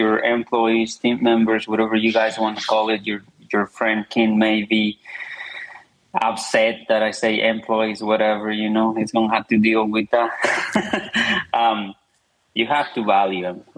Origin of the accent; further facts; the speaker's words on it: Zacatecas, Mexico; moved away; It's a very, very small town. It's in a state of Zacatecas